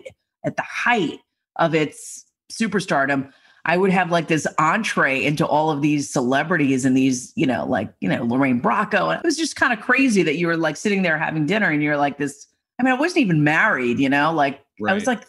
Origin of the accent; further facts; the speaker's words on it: New York City, New York, United States; I'm from Staten Island.